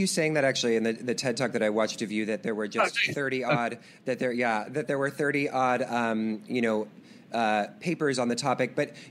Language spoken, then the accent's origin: English; Washington, United States; I'm from Washington State myself, so I grew up around the mountains.